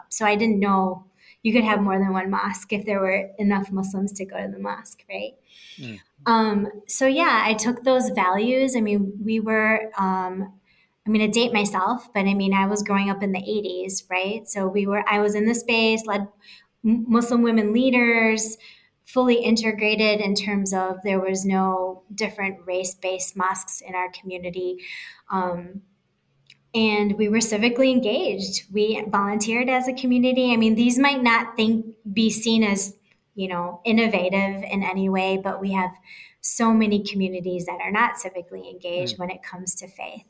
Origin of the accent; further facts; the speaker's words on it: Bay City, Michigan, United States; moved away as an adult; now in South Dakota, United States; I'm born and raised in Michigan, mid-Michigan. I grew up in a city called Bay City.